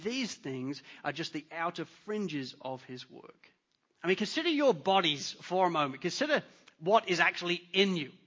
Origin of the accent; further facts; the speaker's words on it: England, United Kingdom; accent: English; moved away; I'm English. You could tell by my accent. In England